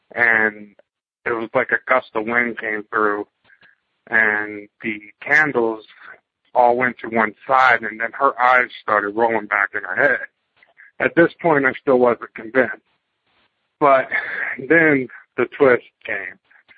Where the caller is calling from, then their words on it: Fredericksburg, Virginia, United States; I'm from Fredericksburg, Virginia